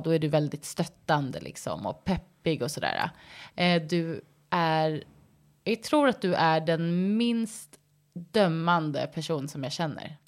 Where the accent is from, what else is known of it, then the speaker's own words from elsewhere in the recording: Stockholm, Stockholm County, Sweden; also born or lived in United States; jag kommer från Stockholm. Jag är uppvuxen här